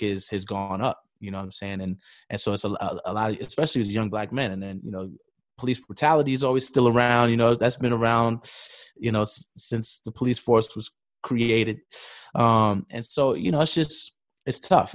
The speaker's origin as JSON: {"language": "English", "town": "New York City", "region": "New York", "country": "United States", "tie": "born or raised there", "said": "born, born and raised in New York City"}